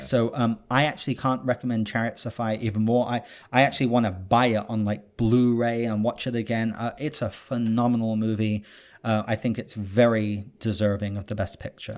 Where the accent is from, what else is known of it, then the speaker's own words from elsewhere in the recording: United Kingdom; moved away; I'm British